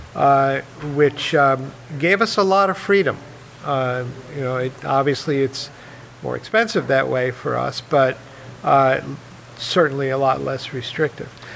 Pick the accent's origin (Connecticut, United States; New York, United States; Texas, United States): New York, United States; New York City; moved away; I grew up in Manhattan in New York